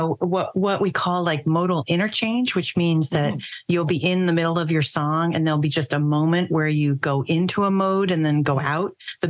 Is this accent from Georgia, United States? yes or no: no; northern New Jersey, United States; now in Boston, United States; I'm from the northern New Jersey